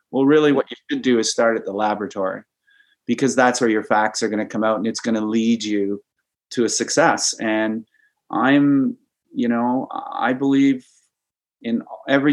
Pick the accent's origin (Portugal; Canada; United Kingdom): Canada; Kitchener, Ontario; I grew up in Kitchener, so we had the Grand River